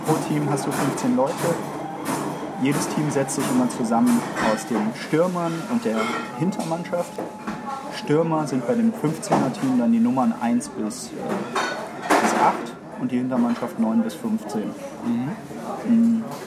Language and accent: German; Düsseldorf, North Rhine-Westphalia, Germany; ich bin in Düsseldorf groß geworden